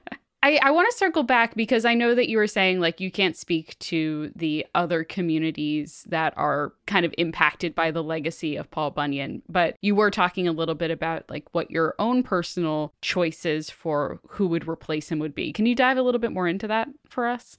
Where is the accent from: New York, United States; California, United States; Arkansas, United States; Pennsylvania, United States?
New York, United States; Long Island; Amanda and I grew up on Long Island